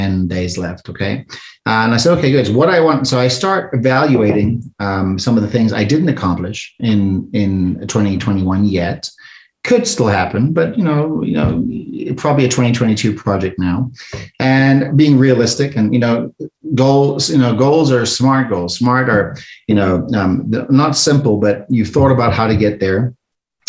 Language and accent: English; South Africa; moved away; I'm an immigrant from South Africa. I came over here with nothing